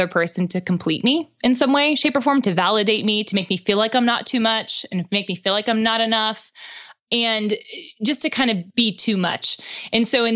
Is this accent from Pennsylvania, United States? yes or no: yes; Pittsburgh, Pennsylvania, United States; now in Nashville, United States; he's from Pittsburgh, which is where I'm from